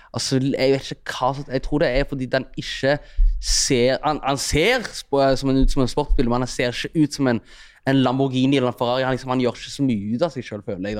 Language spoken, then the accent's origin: Norwegian; Stavanger, Rogaland, Norway; also born or lived in Eritrea; jeg kommer fra Storhaus, og det er liksom 10-15 minutter å gå til sentrum fra der jeg mm. bor